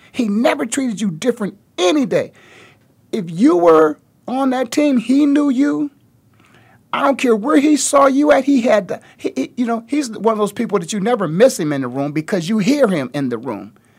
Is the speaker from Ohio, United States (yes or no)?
yes; Canton, Ohio, United States; moved away as an adult; also born or lived in Philadelphia; I was just born and raised in the Hall of Fame city, one hour down the road. in Canton, Ohio